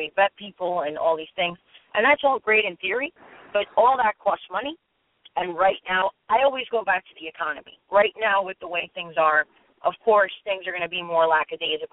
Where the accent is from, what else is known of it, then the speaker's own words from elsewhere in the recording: United States; as an American